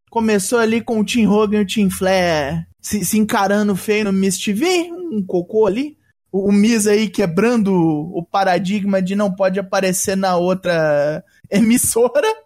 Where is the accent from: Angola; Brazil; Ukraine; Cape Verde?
Brazil; Minas Gerais; Eu sou mineiro de, desde o nascimento